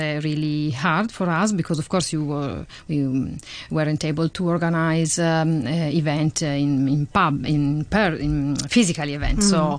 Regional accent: Italy; I have to say, to admit that my father is a foodie

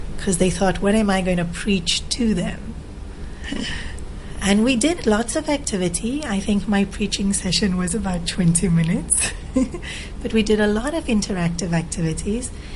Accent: Australia; moved away as an adult; also born or lived in South Africa / India; now in Hong Kong; I grew up in Australia and in South Africa. Born in Africa, then the whole family migrated to Australia

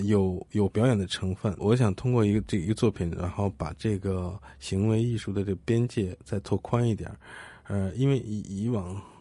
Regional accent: China; 九四年的时候，我们大陆人有这样一个平台

